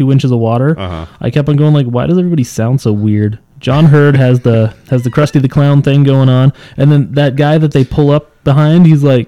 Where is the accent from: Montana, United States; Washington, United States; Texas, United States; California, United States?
Montana, United States; I'm from Montana.